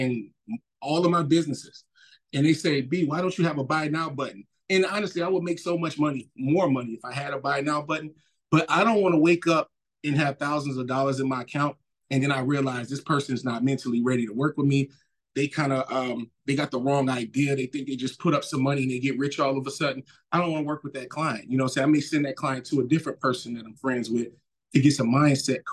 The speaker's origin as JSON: {"language": "English", "town": "New Orleans", "region": "Louisiana", "country": "United States", "tie": "born or raised there", "also_born_or_lived": "Mississippi", "moved": "yes", "said": "I grew up in New Orleans, and the second half of my youth, I kind of lived in Mississippi"}